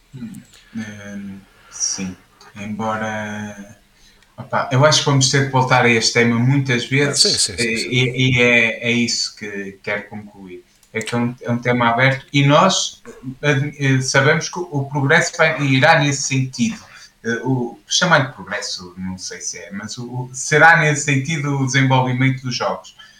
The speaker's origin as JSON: {"language": "Portuguese", "country": "Portugal", "said": "nós somos portugueses"}